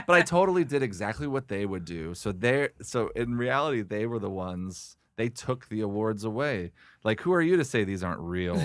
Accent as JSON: {"language": "English", "region": "Oregon", "country": "United States", "tie": "born or raised there", "moved": "yes", "lives_now": "Los Angeles, United States", "said": "I'm from, I grew up in Oregon"}